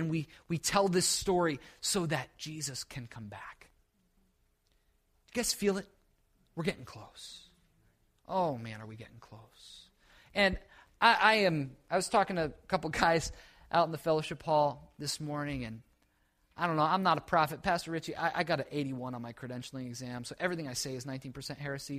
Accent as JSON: {"language": "English", "region": "New England", "country": "United States", "said": "I'm from New England, I moved down here, that's my life."}